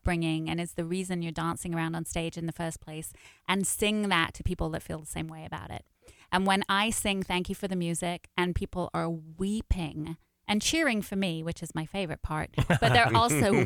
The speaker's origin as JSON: {"language": "English", "region": "London", "country": "United Kingdom", "tie": "born or raised there", "moved": "yes", "said": "I was born and raised in London, and I have two brothers in London"}